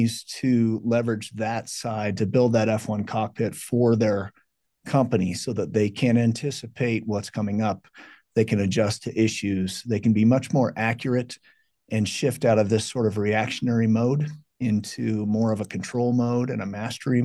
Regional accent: Colorado, United States; also born or lived in California; I was born in California, but came out here when I was 2 years old, so I don't remember that, but been Colorado ever since

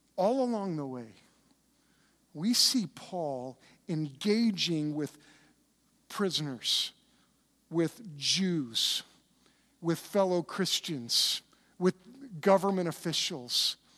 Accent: United States; I love being an American

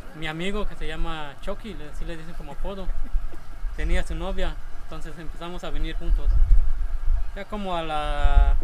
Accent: Hacienda Chuncaná, Yucatán, Mexico; now in Homún, Mexico; soy de la hacienda de Chuncaná

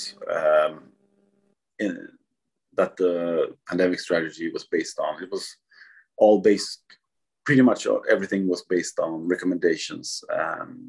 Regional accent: southern Sweden, Sweden; moved away as an adult; now in Stockholm, Sweden; I'm originally from the south part of Sweden, the one that's really close to Denmark.

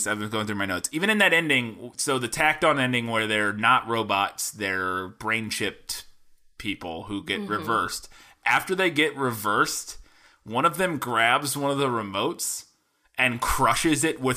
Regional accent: St. Louis, Missouri, United States; I grew up in St. Louis

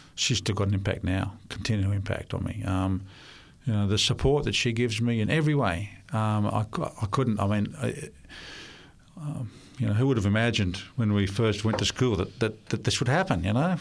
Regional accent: Sydney, New South Wales, Australia; first language Russian; English is a second language; I was born in Australia, um, in Sydney. uh, into a Russian-speaking

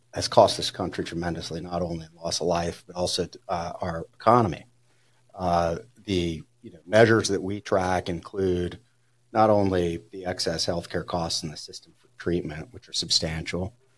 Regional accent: New Orleans, Louisiana, United States; now in Denver, United States; growing up in New Orleans

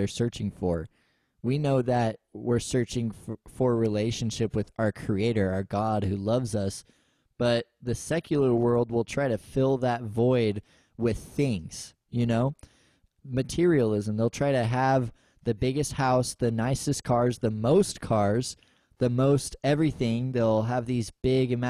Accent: United States; us as American Christians

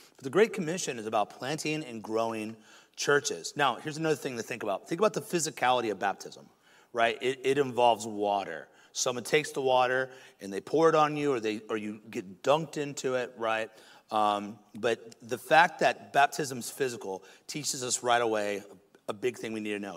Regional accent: United States; In America

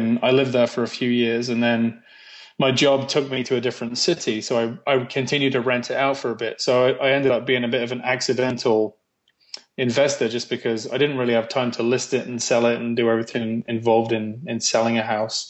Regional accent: England, United Kingdom; accent: English; now in Canada; So I was born in Canada, actually. My dad was in the Air Force, so I was born here. And about a year after I was born, my whole family went back to England, which is where the accent's from. And so I grew up kind of English

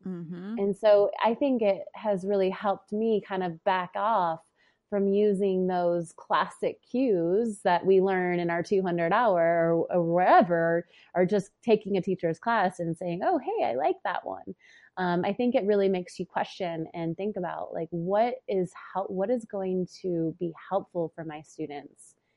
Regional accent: Boulder, Colorado, United States; the cadaver labs are in Boulder. So it's like I'm taking the the training in my hometown

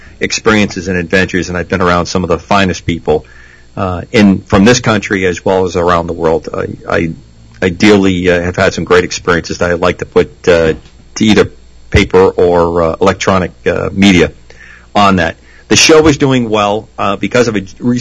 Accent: New England, United States; moved away as an adult; I grew up in New England. I was away for a long time in the military. I've been back about 10, 12 years. I just love Rhode Island

